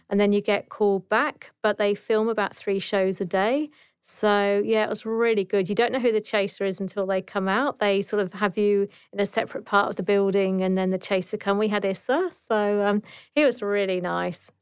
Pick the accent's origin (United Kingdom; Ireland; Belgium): United Kingdom; Dorset, South West England; moved away as an adult; now in Australia; I'm actually from, um, Dorset in the south coast of England